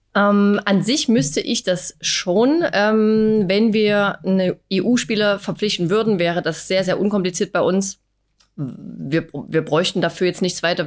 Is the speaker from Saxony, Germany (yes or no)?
yes; Dresden, Saxony, Germany; moved away as an adult; also born or lived in Chemnitz; now in Wolmirstedt, Germany; bin äh, gebürtige Dresdnerin